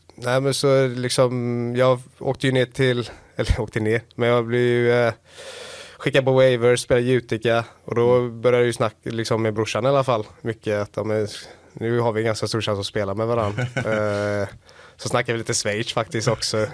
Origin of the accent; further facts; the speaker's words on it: Gothenburg, Västra Götaland, Sweden; also born or lived in Gävle; now in Skellefteå, Sweden; uppväxt i Göteborg.